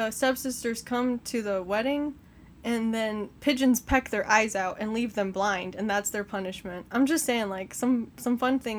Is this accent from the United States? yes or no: yes; the South, United States; I grew up in the South